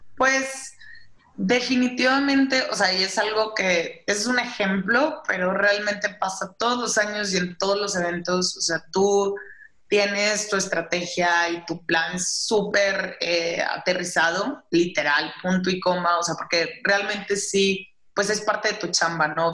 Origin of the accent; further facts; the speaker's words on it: Saltillo, Coahuila, Mexico; moved away as an adult; also born or lived in Monterrey; now in Mexico City, Mexico; yo soy de Saltillo, digo, bueno, originalmente de Monterrey, pero he vivido toda mi vida en Saltillo prácticamente